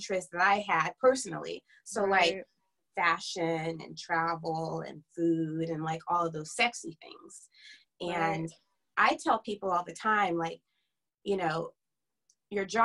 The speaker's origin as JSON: {"language": "English", "town": "Fairfield", "region": "California", "country": "United States", "also_born_or_lived": "Sacramento, California", "moved": "as an adult", "lives_now": "Los Angeles, United States", "said": "I am originally from Northern California, right outside of Napa Valley. A small town called Fairfield"}